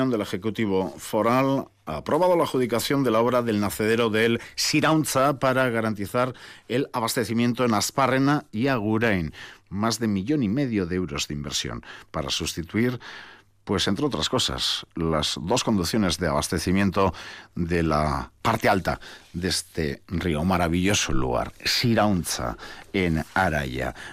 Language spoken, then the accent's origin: Spanish; Senegal; now in Vitoria, Spain; Yo soy de Senegal.